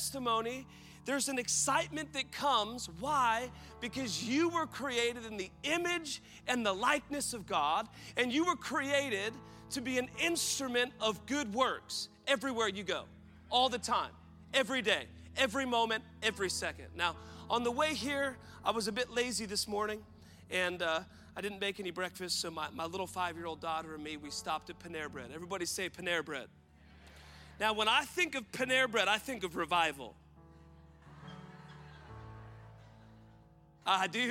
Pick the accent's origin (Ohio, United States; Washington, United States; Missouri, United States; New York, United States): Washington, United States; Woodland; born and raised in Woodland, Washington